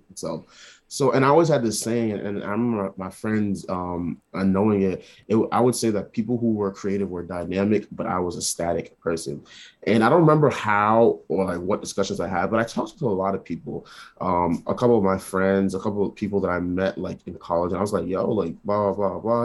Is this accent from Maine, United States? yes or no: no; New York City, New York, United States; moved away as an adult; now in Rhode Island, United States; I was born in New York